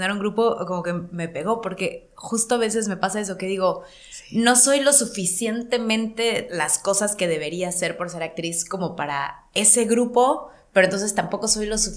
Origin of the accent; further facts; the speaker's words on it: Mexico; como actriz o como mujer o como mexicana en la cultura que crecí, como más a la antigüita